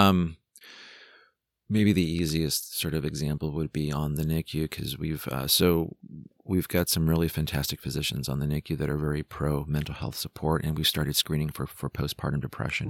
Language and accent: English; San Jose, California, United States; I'm from San Jose, California